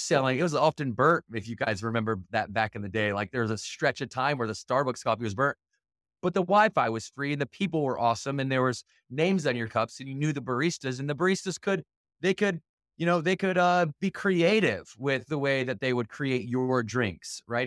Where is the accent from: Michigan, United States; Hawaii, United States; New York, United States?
Michigan, United States; Battle Creek; I grew up in Battle Creek, Michigan